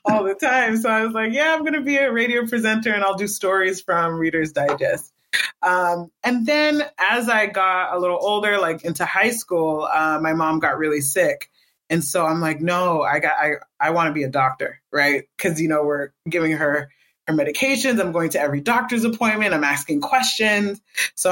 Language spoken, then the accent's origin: English; Boston, Massachusetts, United States; moved away as an adult; also born or lived in New Jersey; I was born in Jersey, New Jersey, and then we were raised in Boston up until, I didn't leave Boston until my final year of university